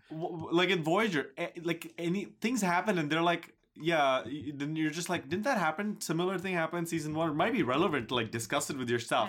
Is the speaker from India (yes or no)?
yes; Mumbai, Maharashtra, India; moved away; despite it being my hometown, I have gone there and lived, stayed